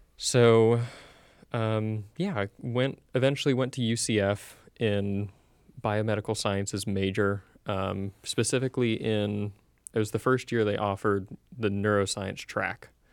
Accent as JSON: {"language": "English", "region": "Central Florida", "country": "United States", "tie": "born or raised there", "said": "I'm originally from Central Florida. Uh, went to school at U C F. Um, sadly, for better or for worse, I am the quintessential Florida man. I've been here all my life"}